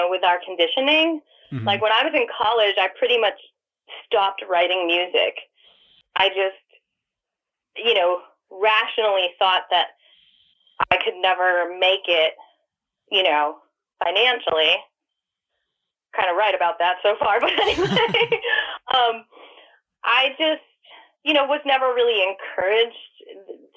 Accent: New York, United States; now in Atlanta, United States; growing up in New York

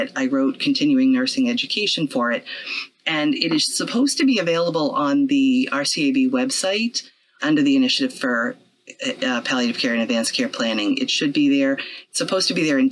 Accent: Quincy, Massachusetts, United States; I'm from Quincy originally. I grew up in the Blessed Sacrament Parish. I went to Archbishop Williams High School.

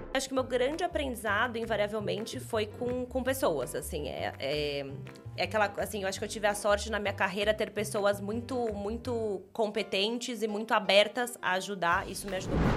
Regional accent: São Paulo, Brazil; eu sou daqui de São Paulo

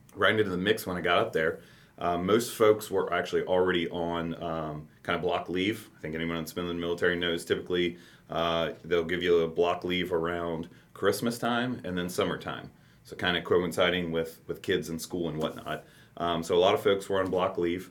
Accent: Campbell County, Northern Kentucky, United States; also born or lived in Alaska / Texas; Northern Kentucky, born and raised in Campbell County

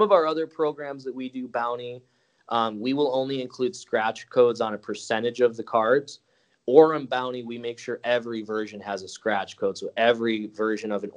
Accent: Chicago, Illinois, United States; I grew up in Chicago.

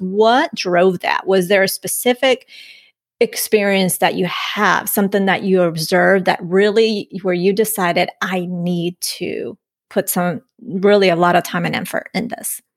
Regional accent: Colombia; I'm from Colombia.

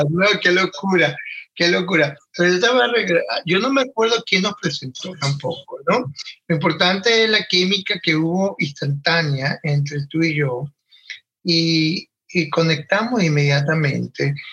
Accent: Valera, Trujillo, Venezuela; Yo soy de Venezuela, de un pueblo en los Andes, Trujillo, específicamente Valera, un pueblo en, el, en la cordillera de los Andes, más pegado a Colombia que, que al otro lado, pues. Y mm, viví en Valera por muchos años, hasta los 17.

